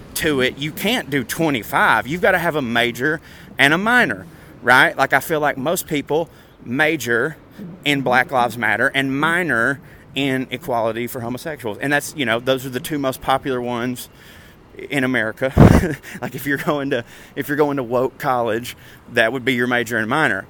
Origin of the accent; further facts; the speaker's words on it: Chattanooga, Tennessee, United States; my hometown